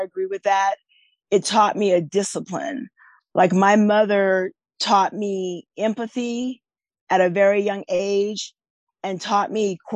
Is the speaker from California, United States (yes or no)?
yes; Northern California, United States; also born or lived in Texas / Washington; now in Mid-South, United States; I was born and raised in Northern California, and I now live in the Mid-South